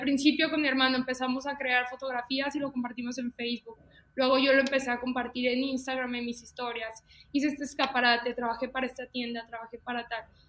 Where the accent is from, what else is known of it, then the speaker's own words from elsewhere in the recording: León, Guanajuato, Mexico; Soy de León, Guanajuato. Mucha gente luego piensa que soy de la Ciudad de México, pero soy de León, Guanajuato, aquí en mi bonito Londres.